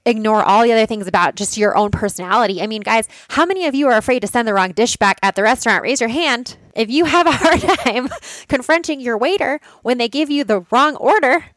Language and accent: English; Boulder, Colorado, United States; I'm from Boulder